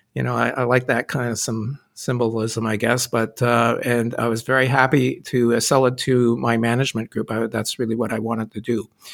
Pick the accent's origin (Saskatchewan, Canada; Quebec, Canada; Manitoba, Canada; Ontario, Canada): Quebec, Canada; Sherbrooke; moved away as an adult; also born or lived in Halifax, Nova Scotia; I was born and brought up in Sherbrooke, Quebec